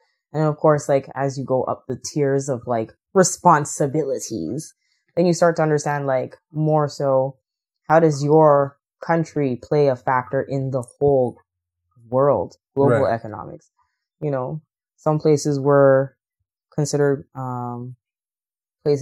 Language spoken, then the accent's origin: English; Canada; also born or lived in Saint Vincent; Canadian all the way